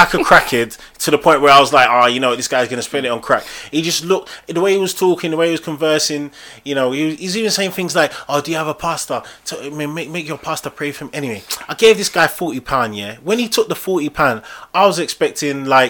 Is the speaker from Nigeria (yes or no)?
yes; Nigeria; I'm Nigerian. Oh yeah, I'm Nigerian.